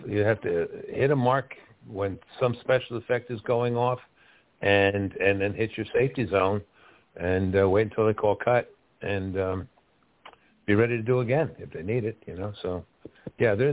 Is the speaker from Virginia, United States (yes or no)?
no; Westfield, New Jersey, United States; growing up in New Jersey, Westfield, New Jersey